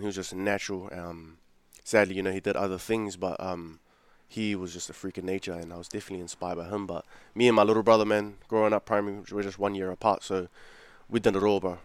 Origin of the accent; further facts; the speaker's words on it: Auckland, New Zealand; also born or lived in Fiji / Mangere; I grew up in South Auckland, man. Um, grew up in South Auckland, but I used to live in Fiji earlier. I was born here, uh, born in Auckland.